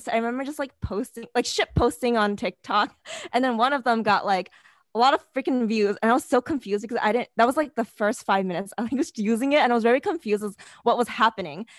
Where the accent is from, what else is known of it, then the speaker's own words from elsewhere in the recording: New York City, New York, United States; I'm originally from New York City